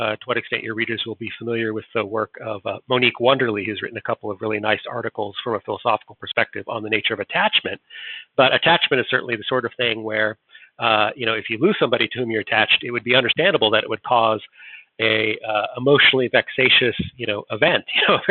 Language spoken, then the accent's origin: English; United States; I'm an American, not a Brit